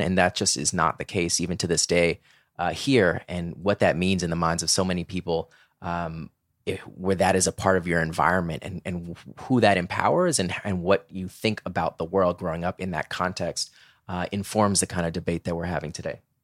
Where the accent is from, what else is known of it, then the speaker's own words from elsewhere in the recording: Orlando, Florida, United States; growing up in Orlando, Florida